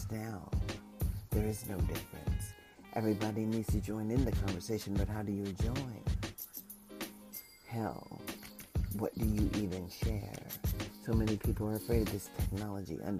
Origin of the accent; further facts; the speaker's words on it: United States; also born or lived in Las Vegas, Nevada; as an American citizen